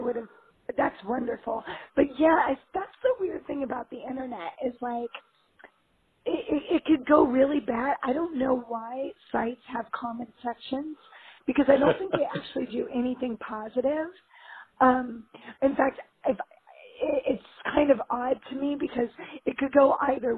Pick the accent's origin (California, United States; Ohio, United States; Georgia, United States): California, United States; Los Angeles; I'm from L.A.